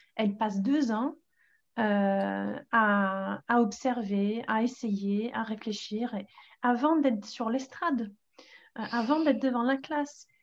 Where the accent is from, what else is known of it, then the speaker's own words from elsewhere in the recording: England, United Kingdom; French is a second language; now in Paris, France; je suis anglaise